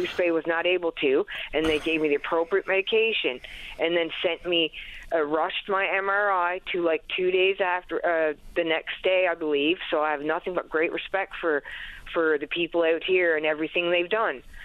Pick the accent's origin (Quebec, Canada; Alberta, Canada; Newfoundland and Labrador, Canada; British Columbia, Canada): Newfoundland and Labrador, Canada; Happy Valley-Goose Bay; moved away as an adult; now in St. John's, Canada; my hometown, Happy Valley Goose Bay